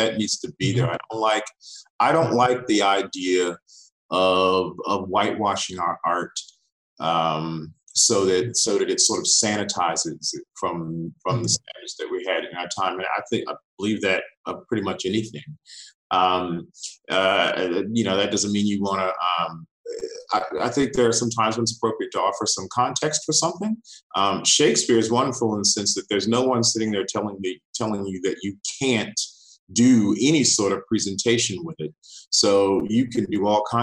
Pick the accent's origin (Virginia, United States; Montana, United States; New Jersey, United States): Virginia, United States; moved away as an adult; now in Australia; I'm American born. I'm from Virginia. I moved to Australia about 13 and a half years ago